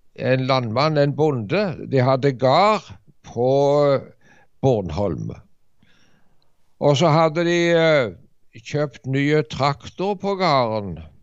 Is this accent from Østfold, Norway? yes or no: no; Varhaug, Rogaland, Norway; also born or lived in Dirdal; now in Ålgård, Norway; Ja, jeg er fra Varhaug. Jeg vokste opp på en bondekar der borte.